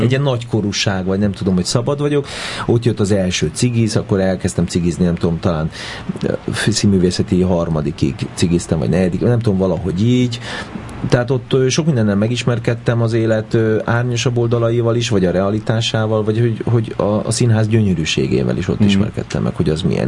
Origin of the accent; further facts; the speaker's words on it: Budapest, Hungary; a 9. kerületben születtem, de ott egy évet töltöttünk el, és utána ahol én már nevelkedtem, meg ahol felnőttem, az, az a 8. kerület József körút volt